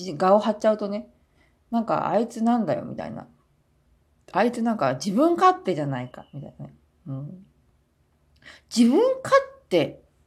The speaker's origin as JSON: {"language": "Japanese", "country": "Japan", "moved": "as an adult", "lives_now": "South Korea"}